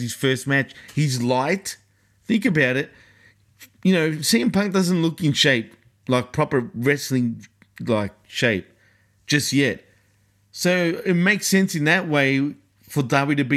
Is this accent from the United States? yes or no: no; Australia; accent: Aussie; my great Aussie accent